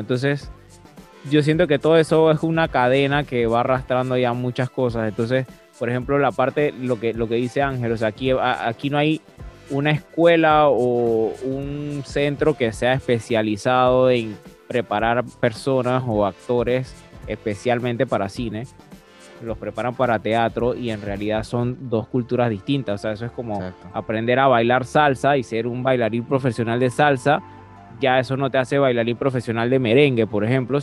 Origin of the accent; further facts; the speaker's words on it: Panama; nosotros como panameños